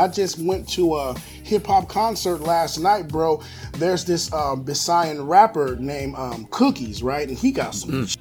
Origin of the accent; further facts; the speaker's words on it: United States; moved away as an adult; now in Philippines; We as Black American men coming here